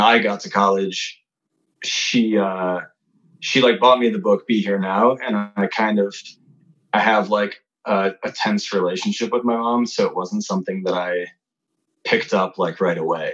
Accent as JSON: {"language": "English", "town": "Chicago", "region": "Illinois", "country": "United States", "tie": "born or raised there", "said": "I grew up in the suburbs of Chicago"}